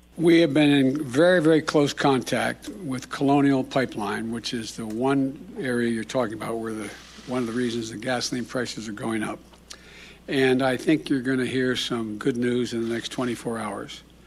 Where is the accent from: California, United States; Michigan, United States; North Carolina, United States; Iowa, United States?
North Carolina, United States; I'm from North Carolina